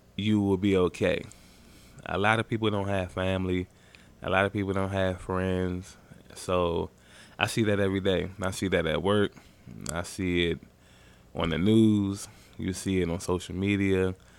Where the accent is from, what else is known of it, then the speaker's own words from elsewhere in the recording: Maryland, United States; I'm from Maryland